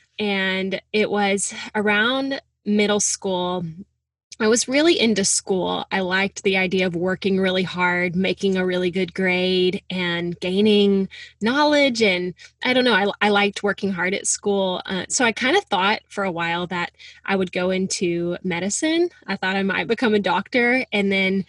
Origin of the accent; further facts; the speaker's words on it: Little Rock, Arkansas, United States; moved away as an adult; also born or lived in Oklahoma City; now in New York City, United States; I'm from Little Rock, Arkansas. I'm the youngest of three girls. And yeah, growing up, faith and family was just such a big part of my life